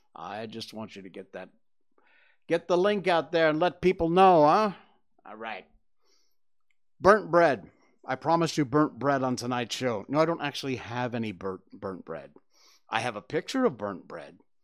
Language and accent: English; Cornwall, Connecticut, United States; moved away; my hometown of, uh, Cornwall, Connecticut